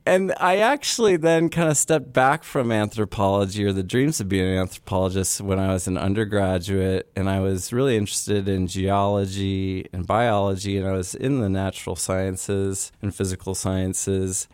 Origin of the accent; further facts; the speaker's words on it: United States; an American raised in suburbia, stuck between seas of corn